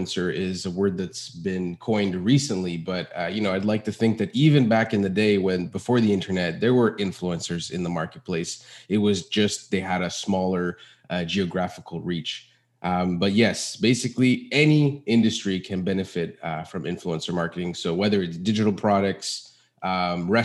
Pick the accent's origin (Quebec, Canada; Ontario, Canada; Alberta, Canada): Quebec, Canada; Montreal; I was born in Montreal, Canada in 94